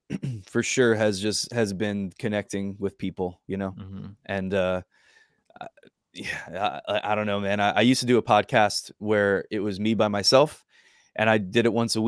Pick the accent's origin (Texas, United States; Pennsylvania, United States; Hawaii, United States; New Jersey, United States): New Jersey, United States; Hillsborough; I grew up in Hillsboro.